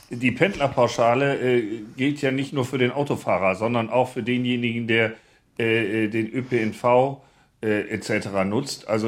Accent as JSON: {"language": "German", "town": "Wesel", "region": "North Rhine-Westphalia", "country": "Germany", "tie": "born or raised there", "said": "ich bleibe bei meiner Heimatstadt äh, in Wesel zum äh, Bahnhof"}